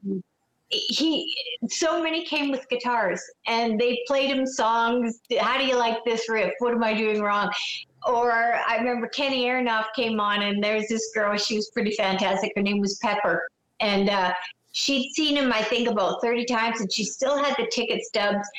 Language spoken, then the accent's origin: English; Canada; I'm a Canadian